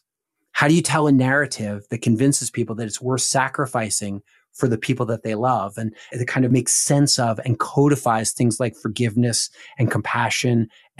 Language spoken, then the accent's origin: English; outside of Philadelphia, Pennsylvania, United States; I grew up outside of Philadelphia in the family of a Baptist evangelist.